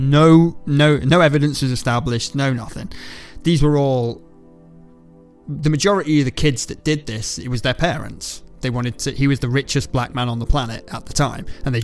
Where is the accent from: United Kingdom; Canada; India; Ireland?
Ireland; I'm Irish